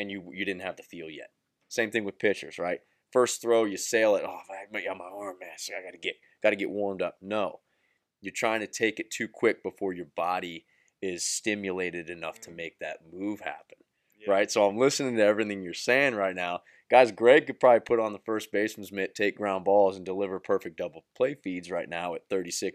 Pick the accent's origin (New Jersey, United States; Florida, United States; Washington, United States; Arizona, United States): Florida, United States; Central; I'm from the Central Florida area